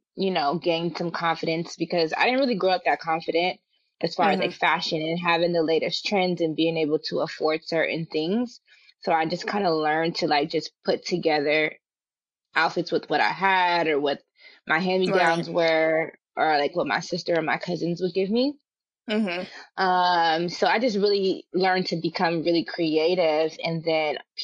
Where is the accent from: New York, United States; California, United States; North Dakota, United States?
California, United States; Richmond; moved away as an adult; also born or lived in Los Angeles; I'm from Richmond, California